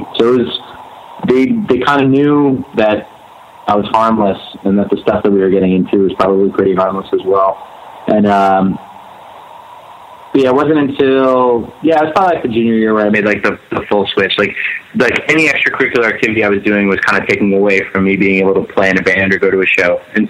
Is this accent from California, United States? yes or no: no; Pennsylvania, United States; And I grew up right outside of Philadelphia, so like every single night there was something going on.